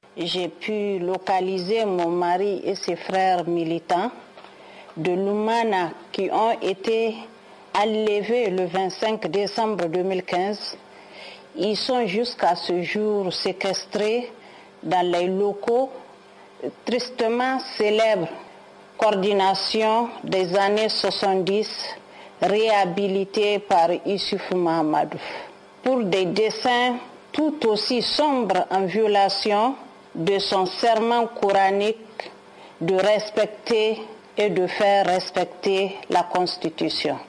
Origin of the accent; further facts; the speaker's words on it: Niger; en tant que Nigérienne